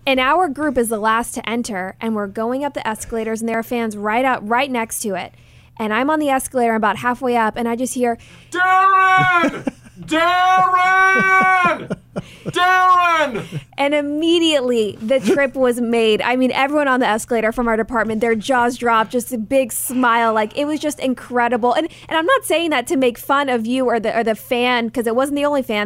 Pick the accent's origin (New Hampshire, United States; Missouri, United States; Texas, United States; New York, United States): Texas, United States; Dallas; growing up in Dallas